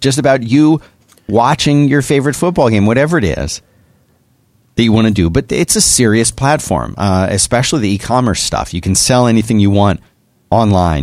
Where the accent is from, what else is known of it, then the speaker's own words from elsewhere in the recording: Philadelphia, Pennsylvania, United States; growing up in Philadelphia